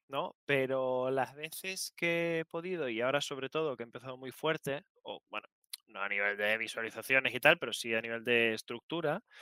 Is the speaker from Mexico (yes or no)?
no; Canary Islands, Spain; Como soy, canario, era zanahoria.